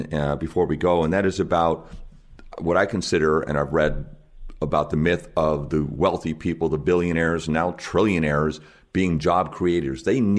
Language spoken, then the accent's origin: English; Seattle, Washington, United States; you mentioned Seattle. That's my hometown. That's where I live.